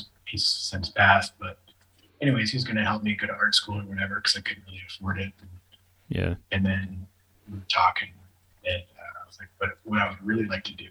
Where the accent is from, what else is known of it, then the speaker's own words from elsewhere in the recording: San Francisco Bay Area, California, United States; also born or lived in Santa Cruz, California / Ashland, Oregon / Hermosa Beach, California / Los Angeles, California; my mom and I moved just south of San Francisco, and I lived there for most of my childhood.